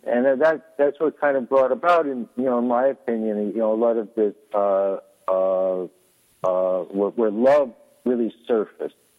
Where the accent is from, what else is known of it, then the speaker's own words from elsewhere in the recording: San Francisco Peninsula, California, United States; I grew up on the peninsula of San Francisco